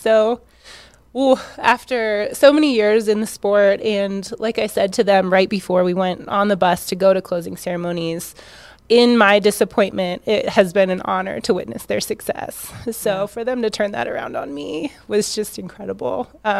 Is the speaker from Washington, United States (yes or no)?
yes; Washington, United States; But it was where I grew up in Washington